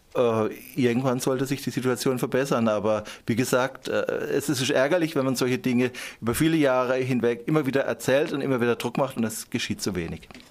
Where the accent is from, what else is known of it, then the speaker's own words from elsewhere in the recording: Endingen am Kaiserstuhl, Baden-Württemberg, Germany; ich komme aus Endingen am Kaiserstuhl